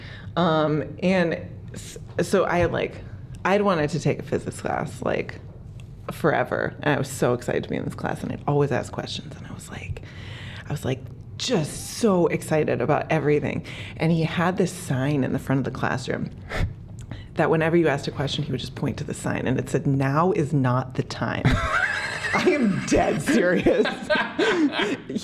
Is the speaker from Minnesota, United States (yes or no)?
yes; Minneapolis, Minnesota, United States; now in Boulder, United States; I grew up in Minneapolis, Minnesota, which is a delightful place to grow up.